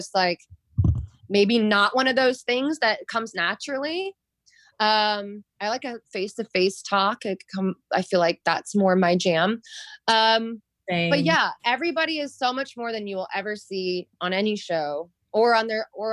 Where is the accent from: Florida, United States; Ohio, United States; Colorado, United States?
Florida, United States; moved away; also born or lived in New York; I lived in New York for many years. I'm from Florida